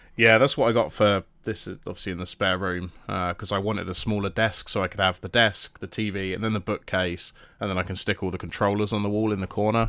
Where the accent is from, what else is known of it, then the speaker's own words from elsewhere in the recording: United Kingdom; we're British